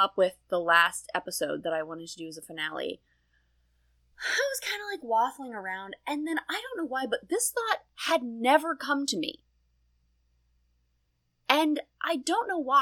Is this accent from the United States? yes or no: yes; Harrisburg, Pennsylvania, United States; moved away; also born or lived in Fairfax; I was born in Harrisburg, in Harrisburg Hospital